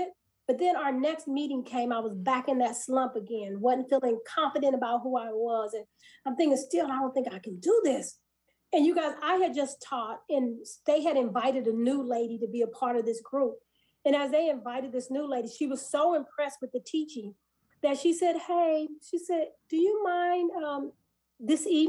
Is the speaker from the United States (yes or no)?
yes; Kansas City, Missouri, United States; moved away as an adult; also born or lived in Nashville, Tennessee; my husband and I, we were born and raised in Kansas City, in the heart of the inner city.